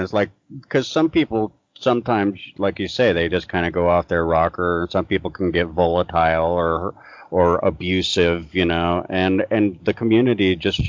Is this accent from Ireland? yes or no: yes; Ireland; Yeah, and I'm Irish, so it's like if you exhibit manners, there's something wrong with you.